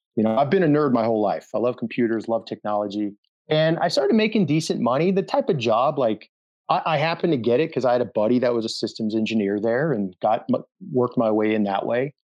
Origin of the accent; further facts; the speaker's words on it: Denver, Colorado, United States; moved away as an adult; also born or lived in Fort Campbell, Kentucky; I was born and raised in Denver, Colorado, Mile High City, loved it there